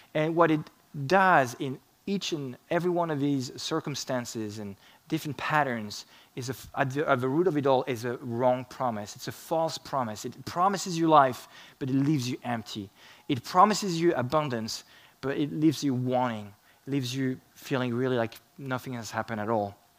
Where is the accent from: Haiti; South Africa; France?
France; moved away; I grew up in France